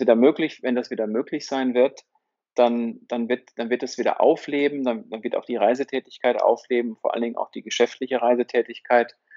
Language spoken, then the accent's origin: German; Herford, North Rhine-Westphalia, Germany; also born or lived in Bielefeld; Ich bin in Herford geboren